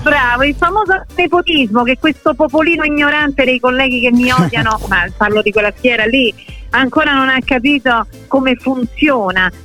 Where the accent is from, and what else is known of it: Rome, Lazio, Italy